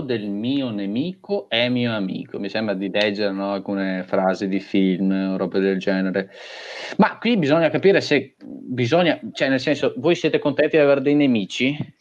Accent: Sossano, Veneto, Italy; se io sono nato a Sossano, se io sono nato in Italia

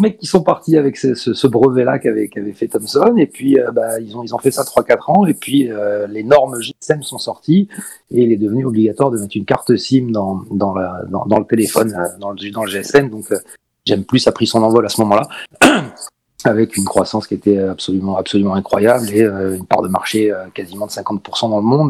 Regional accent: Paris, Île-de-France, France; moved away as an adult; now in Marseille, France; Je suis originaire de Paris, mais je suis venu faire mes études à l'âge de 18 ans euh, dans, cette belle région et je suis jamais reparti

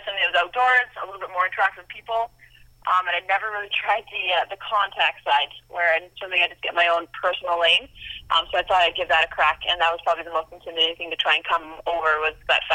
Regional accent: Canada; being a Canadian

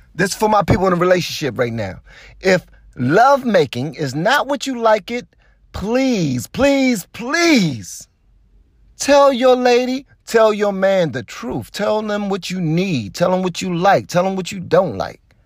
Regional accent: Washington, District of Columbia, United States; I ain't from the suburbs. I live in the suburbs now, yeah. I'm, but I'm from Southeast D C

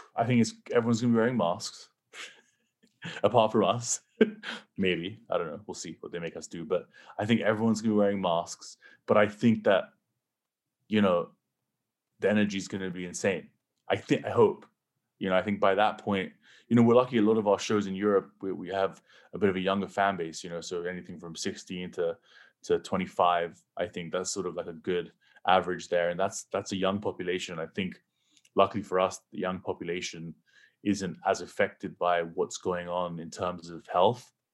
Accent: England, United Kingdom; now in United States; growing up in England, pretty much no one had guns

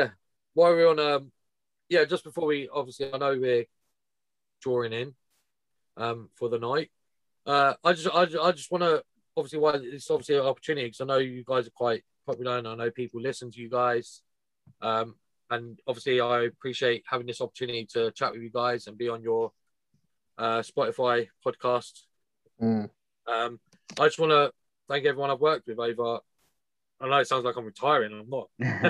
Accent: Watford, East of England, United Kingdom; Get stuffed. Get stuffed. I'm from Watford.

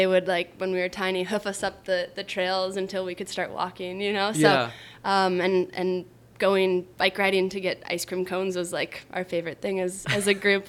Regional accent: Boulder, Colorado, United States; Boulder, Colorado. Have you been?

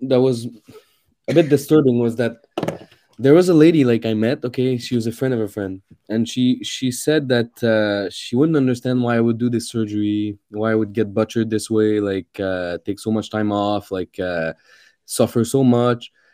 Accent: Canada; I'm a Canadian

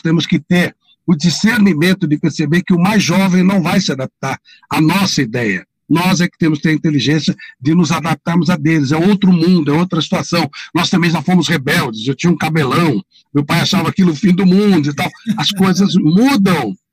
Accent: São Paulo, Brazil; Eu sou daqui do bairro da Penha, né, da periferia

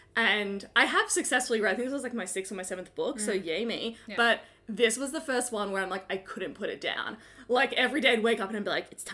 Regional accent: Australia; because I'm Australian

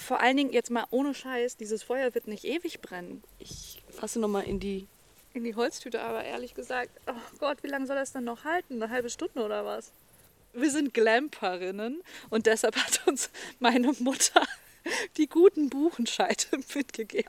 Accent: North Hesse, Germany; ich komme aus Nordhessen

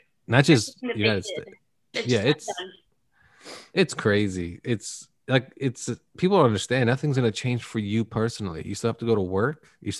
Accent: Canada; Well, I don't pay taxes because I'm Canadian.

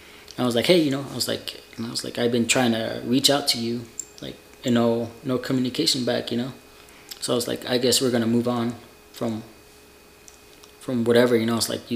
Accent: Utah, United States; I'm like, I'm from Utah, bro.

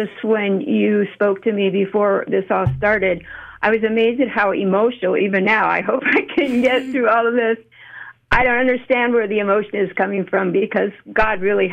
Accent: Canada; now in United States; I'm actually Canadian, but I have lived here about half of my life, and I keep coming back to the U.S.

